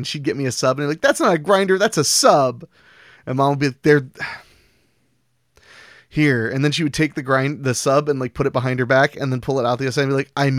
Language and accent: English; Philadelphia, Pennsylvania, United States; Beings that … and I hail from Philly, do you consider a cheesesteak a sandwich?